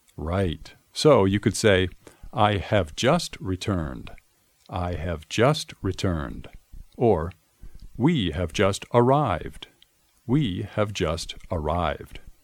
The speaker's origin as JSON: {"language": "English", "town": "Boston", "region": "Massachusetts", "country": "United States", "said": "I'm from the United States, the city of Boston, to be exact."}